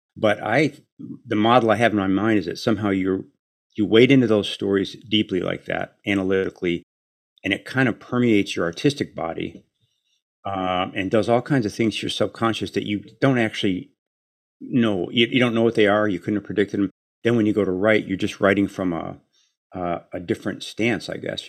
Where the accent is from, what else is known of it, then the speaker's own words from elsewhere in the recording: Chicago, Illinois, United States; I grew up in Chicago